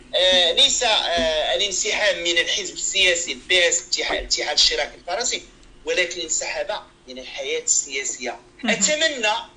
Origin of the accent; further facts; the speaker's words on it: Morocco; هنا كاين عندنا في المغرب